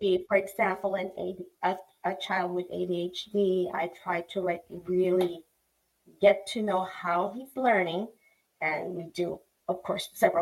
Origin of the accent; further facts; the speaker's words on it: Philippines; now in United States; I was born and raised in the Philippines.